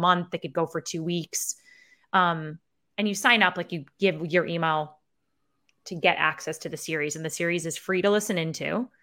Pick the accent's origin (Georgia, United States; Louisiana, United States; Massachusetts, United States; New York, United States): New York, United States; Syracuse; accent: Syracuse; my Syracuse accent